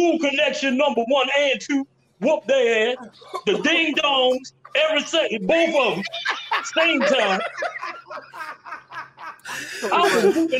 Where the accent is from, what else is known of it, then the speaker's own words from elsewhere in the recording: Jackson, Mississippi, United States; moved away; also born or lived in New York; I'm from Jackson, Mississippi. I'm the black pride of Jackson, Mississippi.